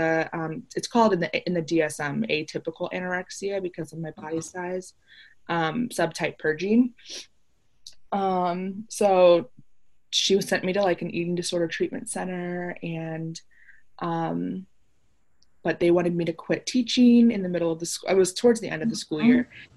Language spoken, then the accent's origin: English; Chicago, Illinois, United States; I grew up in Chicago, so I'm like a big Chicago fan